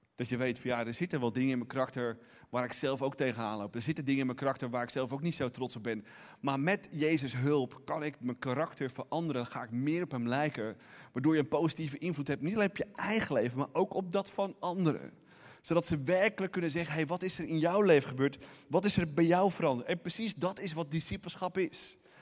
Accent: Netherlands; ons als Nederlanders

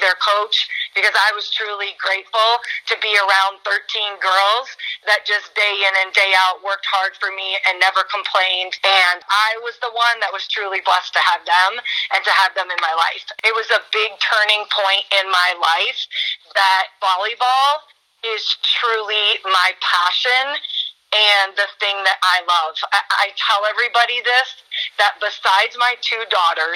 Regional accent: Spring Valley, Illinois, United States; moved away as an adult; also born or lived in Georgia; I grew up in Spring Valley

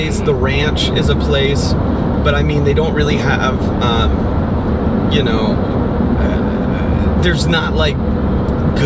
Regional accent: Miami, Florida, United States; moved away as an adult; also born or lived in Pittsburgh, Pennsylvania; now in Florida, United States; I was born and raised in Miami.

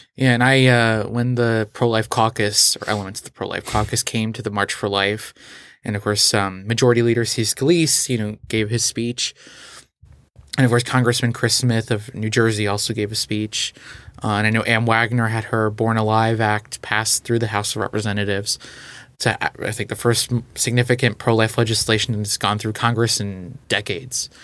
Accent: Portugal; moved away; also born or lived in Texas; I grew up in Portugal

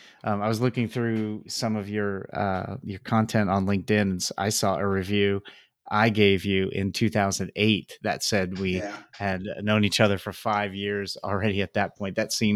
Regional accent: eastern Pennsylvania, United States; moved away; my home state of Pennsylvania

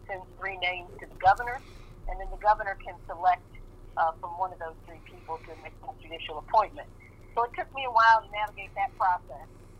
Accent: Kansas City, United States; Yes, I grew up here in Kansas City in the 1960s in the heat of the civil rights movement.

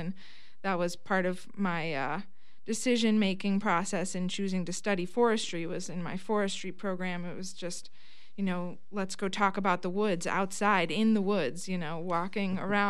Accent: Viroqua, Wisconsin, United States; I was here in Viroqua, and I was just graduating from the Laurel High School

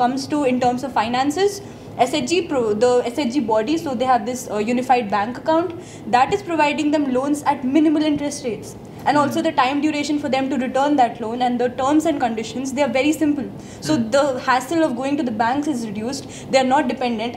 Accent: Nainital, Uttarakhand, India; Nainital, which is my hometown

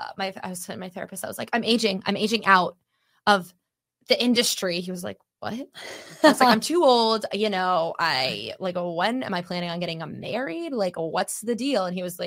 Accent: Mahopac, New York, United States; growing up in Mayapak, which is like right above Westchester, we had like three Jewish kids, and I wasn't one of the Jewish kids.

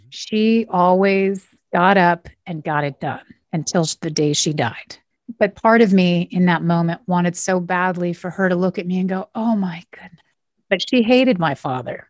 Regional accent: Oakhurst, California, United States; moved away as an adult; now in Los Angeles, United States; So they found a place in Oakhurst, which is an hour north, and a little house. That's where my brother and I were raised.

